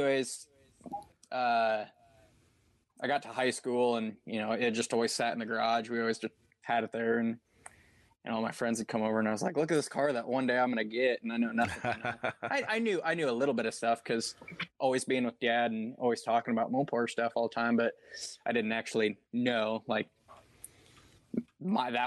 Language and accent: English; Southwest Iowa, United States; now in Southeast Iowa, United States; I'm originally from Southwest Iowa. I live in Southeast Iowa now